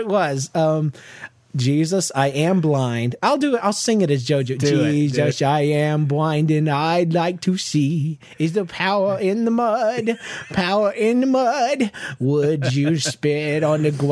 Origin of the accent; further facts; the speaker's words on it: Georgia, United States; I was from Georgia